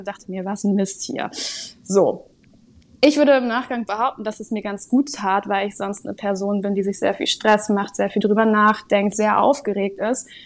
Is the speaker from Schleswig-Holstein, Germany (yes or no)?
yes; Sylt, Schleswig-Holstein, Germany; moved away as an adult; now in Kiel, Germany; bin eigentlich ursprünglich gebürtige Sylterin